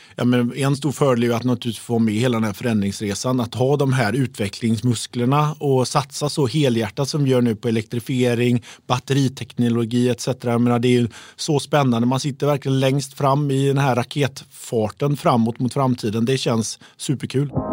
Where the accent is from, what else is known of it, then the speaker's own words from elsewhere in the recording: Uddevalla, Västra Götaland, Sweden; Jag är ju från Uddevalla